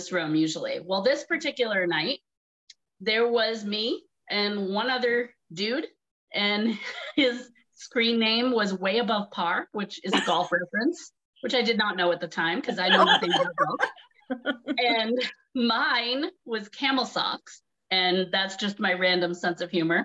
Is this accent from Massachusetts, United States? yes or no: yes; Massachusetts, United States; moved away as an adult; also born or lived in New York City; I'm from Massachusetts, but I went to New York City to go to college for acting